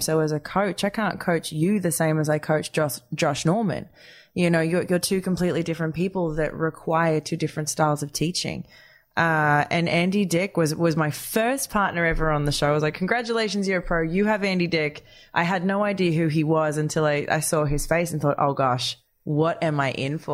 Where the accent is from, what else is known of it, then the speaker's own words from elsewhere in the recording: Wagga Wagga, New South Wales, Australia; in Australia, growing up in Wagga Wagga